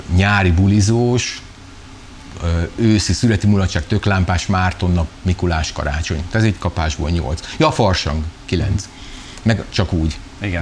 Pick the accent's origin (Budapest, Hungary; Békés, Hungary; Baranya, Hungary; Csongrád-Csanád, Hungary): Csongrád-Csanád, Hungary; Szeged; szegediek vagyunk